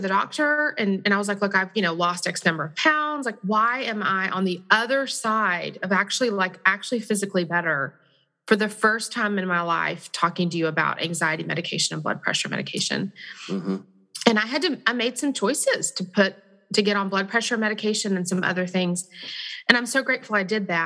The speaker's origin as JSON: {"language": "English", "region": "Texas", "country": "United States", "said": "I'm from Texas, so you just threw me back to my home"}